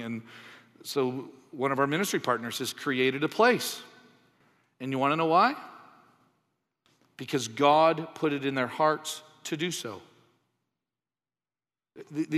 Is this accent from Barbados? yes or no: no; Canada; moved away; also born or lived in United States; I'm from Canada. I lived in the States for a while